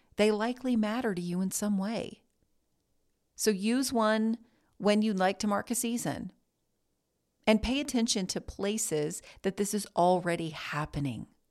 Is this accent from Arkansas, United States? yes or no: no; Greensboro, North Carolina, United States; I was born in Greensboro, and other than three semesters at a college one town over, I have never left.